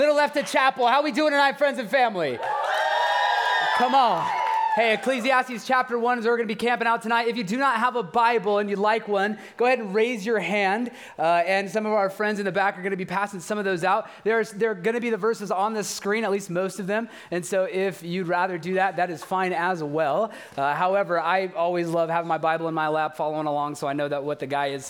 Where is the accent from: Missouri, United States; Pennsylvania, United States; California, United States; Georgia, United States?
California, United States; Bakersfield; I'm from Bakersfield